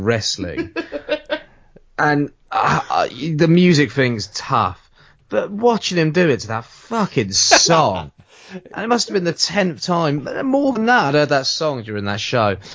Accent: Southampton, South East England, United Kingdom; moved away; I'm from Southampton

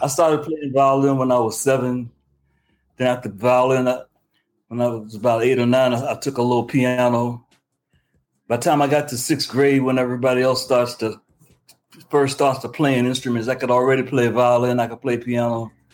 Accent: Richmond, Virginia, United States; moved away as an adult; also born or lived in Newark, New Jersey; I'm from Richmond, Virginia. I moved to Newark, New Jersey

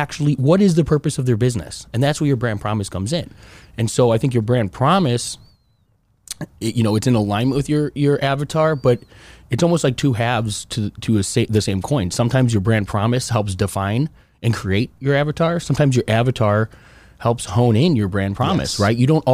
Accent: Chicago, Illinois, United States; That is not pizza in my book. I'm from Chicago. We got a whole different belief.

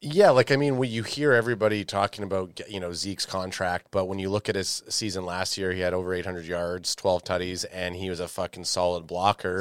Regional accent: Canada

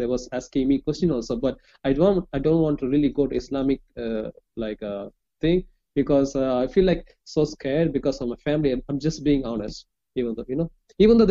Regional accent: Chennai, Tamil Nadu, India; English is a second language; I'm from India, southern part of India

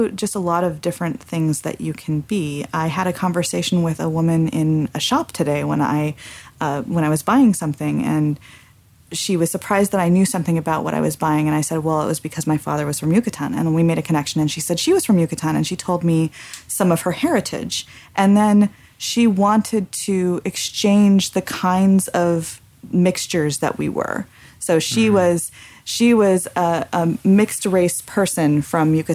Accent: California, United States; as growing up in California as a very assimilated American and also with Mexican heritage

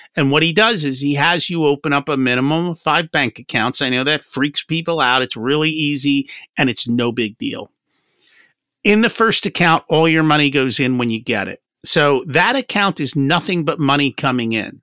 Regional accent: New Jersey, United States; I grew up in Jersey

